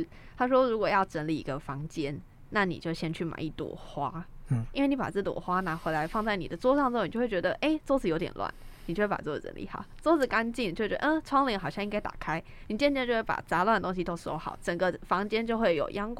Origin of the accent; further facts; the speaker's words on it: Taiwan; 我们台湾人都特别喜欢看星座这样子。